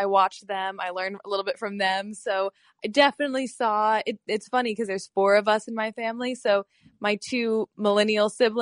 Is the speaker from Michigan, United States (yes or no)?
no; Florida, United States; moved away as an adult; also born or lived in New York; my family is from Florida, so I was born and raised here.